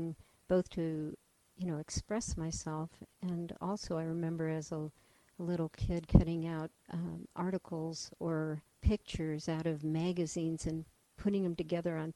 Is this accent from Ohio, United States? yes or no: yes; east of Cleveland, Ohio, United States; moved away as an adult; also born or lived in Michigan / Atlanta, Georgia / Oregon; now in Omaha, United States; I was born in Ohio, in the countryside east of Cleveland